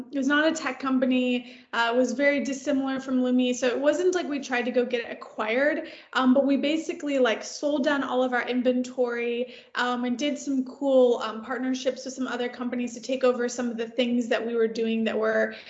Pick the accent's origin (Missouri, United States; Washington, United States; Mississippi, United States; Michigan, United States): Michigan, United States; Detroit; now in Los Angeles, United States; I live in LA now, but I'm actually originally from the suburbs of Detroit. So from Michigan, born and raised in Michigan